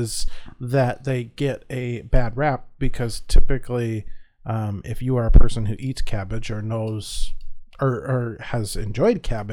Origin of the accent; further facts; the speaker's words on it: Midwest, United States; growing up in the Midwest